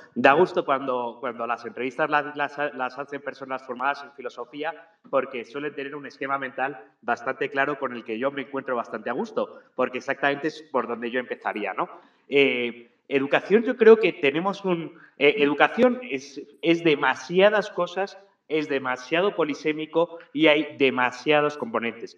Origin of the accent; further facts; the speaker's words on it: Spain; now in Ecuador; yo no es porque sea español